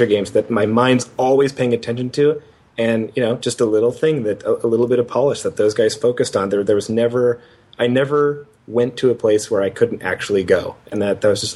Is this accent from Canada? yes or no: yes; Canada; I'm Canadian